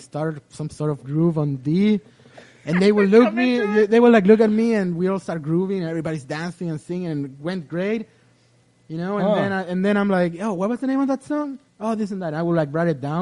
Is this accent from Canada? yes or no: no; Chile; moved away as an adult; now in United States; me as a Chilean growing up in Chile